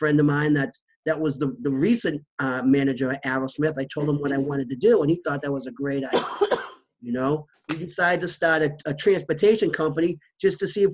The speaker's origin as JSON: {"language": "English", "town": "Waltham", "region": "Massachusetts", "country": "United States", "tie": "born or raised there", "said": "we went to a local shelter that in my hometown, Waltham"}